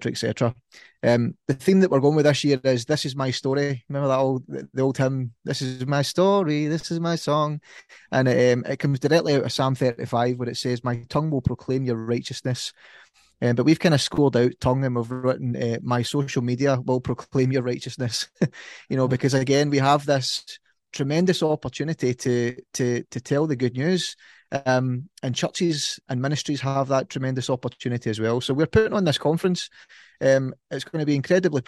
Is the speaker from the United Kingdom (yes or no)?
yes; Ayrshire, Scotland, United Kingdom; accent: Ayrshire; that's my Ayrshire accent